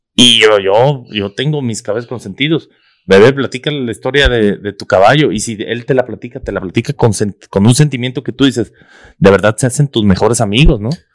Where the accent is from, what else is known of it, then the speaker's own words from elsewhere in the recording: Mexico; nuestra cultura como, como mexicano